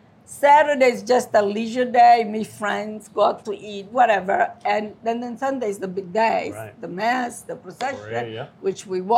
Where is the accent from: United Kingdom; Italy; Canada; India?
Italy; Sicily; born or raised there; also born or lived in Milwaukee, Wisconsin; now in Gloucester, United States